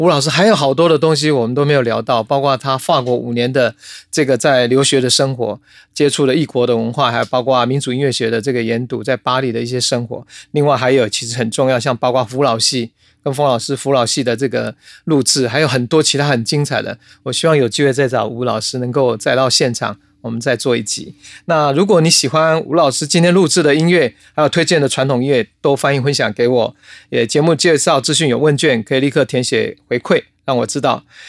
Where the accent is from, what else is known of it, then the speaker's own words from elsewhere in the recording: Taiwan; 就我一个人，我是一个闽南人，对不对？